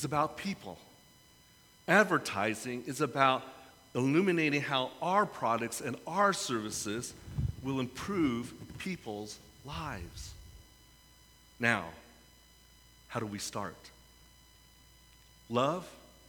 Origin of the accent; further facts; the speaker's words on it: San Francisco, California, United States; I come from San Francisco.